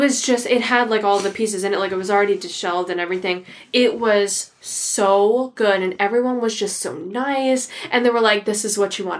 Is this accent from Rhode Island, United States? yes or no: yes; Rhode Island, United States; And we're from the Rhode Island. We're from the Ocean State.